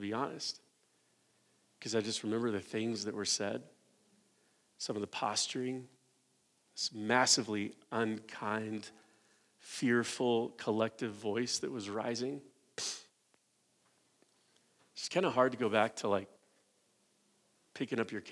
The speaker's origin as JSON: {"language": "English", "country": "United States", "said": "us as American evangelicals"}